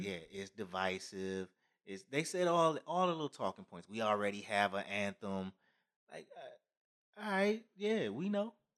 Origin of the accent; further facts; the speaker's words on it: United States; we're all Americans